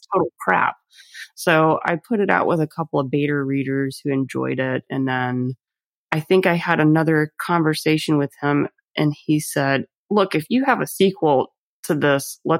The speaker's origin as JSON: {"language": "English", "area": "Bible Belt", "region": "Louisiana", "country": "United States", "tie": "born or raised there", "said": "grow up behind a family bar and to live in the swamp and, you know, kind of have that perspective of growing up in the Bible Belt"}